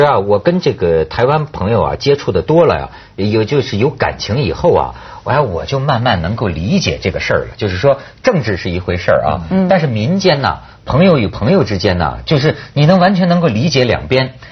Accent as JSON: {"language": "Chinese", "country": "China", "said": "我是大陆人了"}